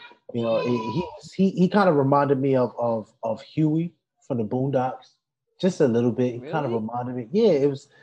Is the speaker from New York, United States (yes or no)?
yes; New York City, New York, United States; born or raised there